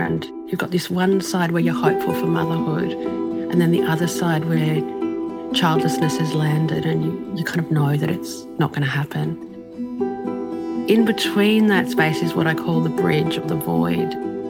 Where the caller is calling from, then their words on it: Brisbane, Queensland, Australia; I'm coming in from Brisbane in Australia